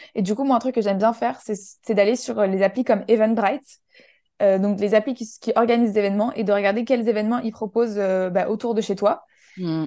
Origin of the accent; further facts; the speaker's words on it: Menton, Provence-Alpes-Côte d'Azur, France; moved away as an adult; also born or lived in Paris; j'ai grandi dans le sud de la France, à côté de, de la frontière italienne, ça s'appelle Menton